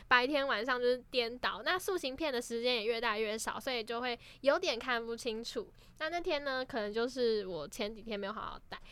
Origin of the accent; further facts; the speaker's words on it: Keelung, Taiwan; 我是基隆人